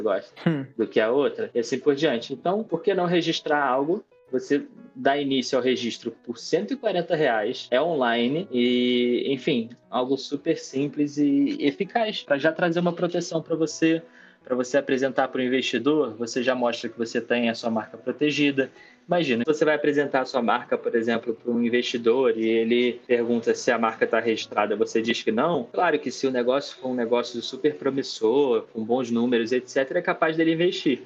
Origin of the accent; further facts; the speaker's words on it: Rio de Janeiro, Brazil; Eu sou do Rio de Janeiro, para quem não percebeu pelo sotaque.